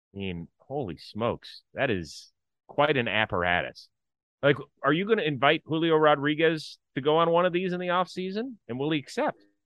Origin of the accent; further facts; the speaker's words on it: Cleveland, Ohio, United States; I grew up in Cleveland